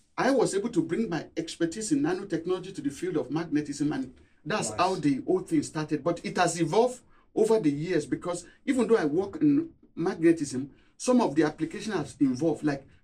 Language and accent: English; Nigeria; moved away as an adult; also born or lived in Cambridge, United Kingdom; now in Durham, United Kingdom; Growing up in Nigeria